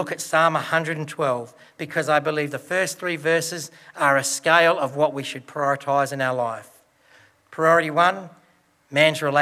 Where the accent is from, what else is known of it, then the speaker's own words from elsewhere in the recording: Broken Hill, New South Wales, Australia; Growing up in Broken Hill and my dad working with BHP